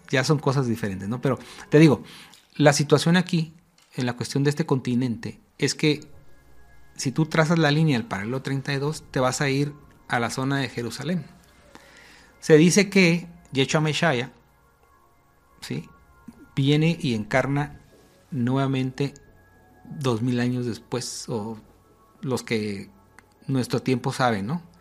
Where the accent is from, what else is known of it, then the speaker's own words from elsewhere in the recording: Spain; Yo soy española, no tendría por qué estar aquí.